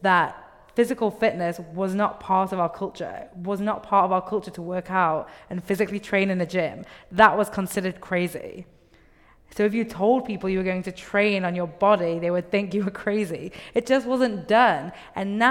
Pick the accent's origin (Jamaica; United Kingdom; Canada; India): United Kingdom; England; moved away; I grew up in England